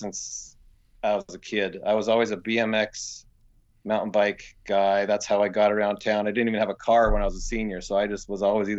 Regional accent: Port Townsend, Washington, United States; Port Townsend.

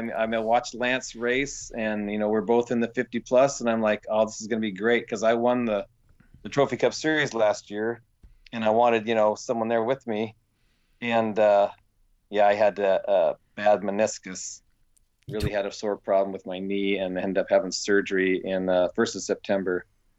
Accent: Port Townsend, Washington, United States; Port Townsend.

